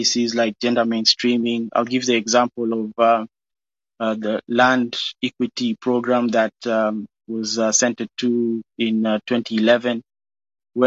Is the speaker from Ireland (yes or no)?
no; Kenya; moved away; My parents gave birth to me and my siblings in a foreign land. I was born in Kenya